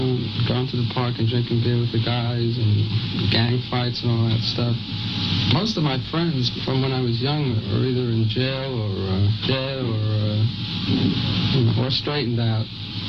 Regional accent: New York City, New York, United States; I grew up in the Bronx in a middle-class family

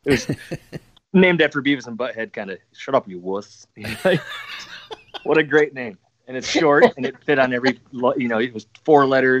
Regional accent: Rockford, Illinois, United States; we're from Rockford, Illinois, and it's just, there's nothing else to do here besides drink.

